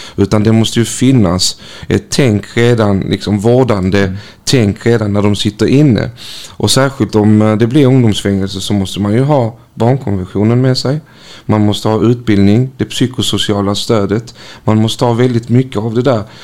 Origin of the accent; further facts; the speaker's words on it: North Macedonia; now in Malmö, Sweden; mitt födelseland Makedonien